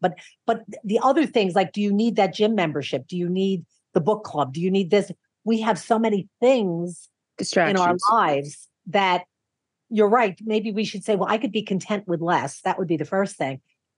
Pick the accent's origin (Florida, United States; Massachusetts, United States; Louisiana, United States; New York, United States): New York, United States; Yonkers; That's my hometown, by the way. Yonkers is my hometown. Yep. And I started school at St. John the Baptist, which is right near Dunwoody Seminary.